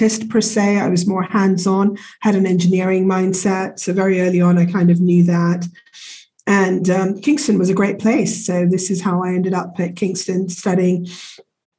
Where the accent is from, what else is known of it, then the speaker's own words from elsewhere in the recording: Kenya; moved away; I was born and brought up in Africa, in Kenya